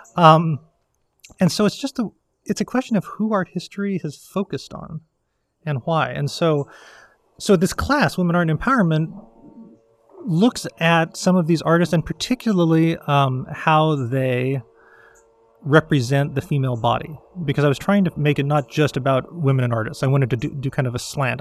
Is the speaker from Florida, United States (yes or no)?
no; Colorado, United States; now in Virginia, United States; the butterflies I grew up with in Colorado